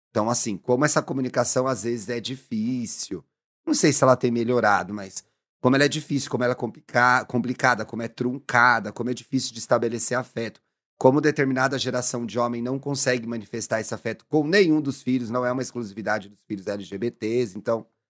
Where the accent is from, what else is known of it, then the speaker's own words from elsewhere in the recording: São Paulo, Brazil; eu sou águia de São Paulo